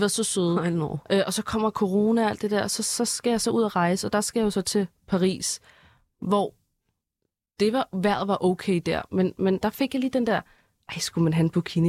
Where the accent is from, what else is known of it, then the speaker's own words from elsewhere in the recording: Denmark; jeg er dansker